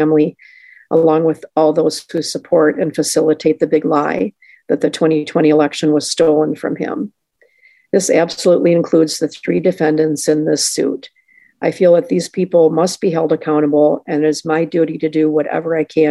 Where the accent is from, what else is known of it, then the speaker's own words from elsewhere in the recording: Madison, Wisconsin, United States; now in Ellsworth, United States; I grew up in Madison, so I'm a lifetime resident of Wisconsin.